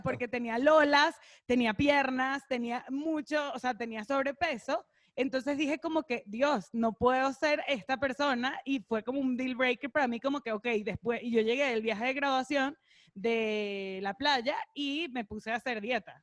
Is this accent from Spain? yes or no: no; Caracas, Capital District, Venezuela; moved away as an adult; now in Mexico; Yo crecí en Caracas, nací y crecí en Caracas, Venezuela